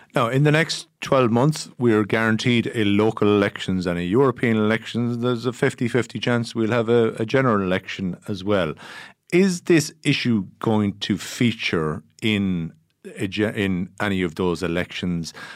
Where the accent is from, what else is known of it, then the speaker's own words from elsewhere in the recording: Ireland; we, as Irish people